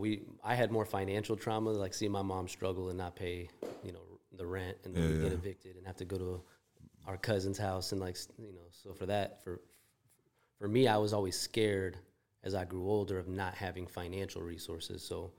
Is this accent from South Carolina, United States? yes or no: no; California, United States; now in Chicago, United States; I grew up in Northern California, but then